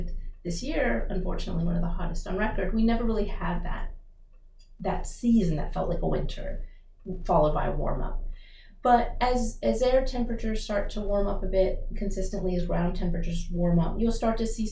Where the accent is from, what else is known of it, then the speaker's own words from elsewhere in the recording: Rockville, Maryland, United States; also born or lived in Baton Rouge; I'm from Maryland, I'm from Rockville